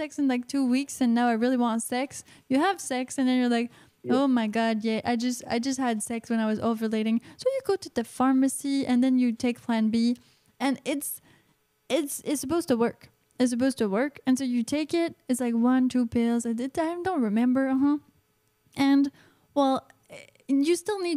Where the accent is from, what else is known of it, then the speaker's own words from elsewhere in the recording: Canada; I'm Canadian